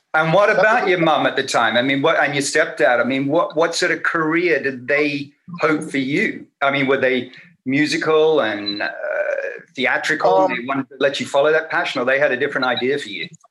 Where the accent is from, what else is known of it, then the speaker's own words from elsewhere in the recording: Sydney, New South Wales, Australia; grew back up in Australia. You know, that's where I grew up.